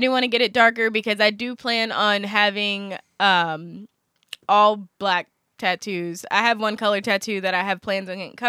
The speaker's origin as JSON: {"language": "English", "region": "Louisiana", "country": "United States", "said": "We have Italian in us, but we're like French settlers. Like we're from Louisiana."}